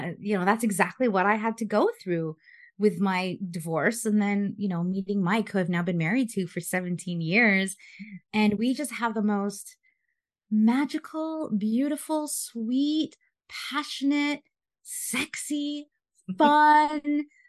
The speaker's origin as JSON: {"language": "English", "country": "Philippines", "said": "being Filipino, it's all about family, having kids and babies and all that stuff and getting married."}